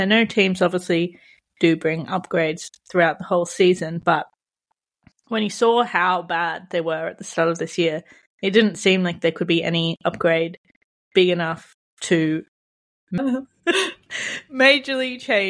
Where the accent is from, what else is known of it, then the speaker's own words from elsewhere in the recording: Australia; As an Aussie